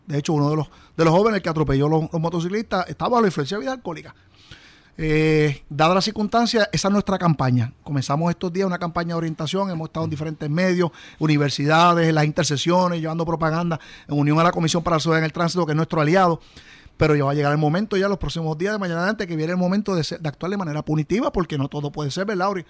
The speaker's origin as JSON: {"language": "Spanish", "town": "Mayagüez", "country": "Puerto Rico", "tie": "born or raised there", "said": "Yo soy natural de Mayagüez"}